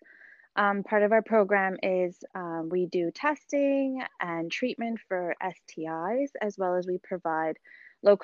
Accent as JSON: {"language": "English", "town": "Edmonton", "region": "Alberta", "country": "Canada", "moved": "as an adult", "lives_now": "Mississauga, Canada", "said": "I'm originally from Edmonton, Alberta, Canada, and I did all my training over in Alberta"}